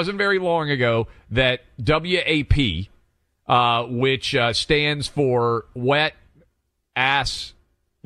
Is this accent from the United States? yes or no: yes; Nashville, Tennessee, United States; Nashville, my hometown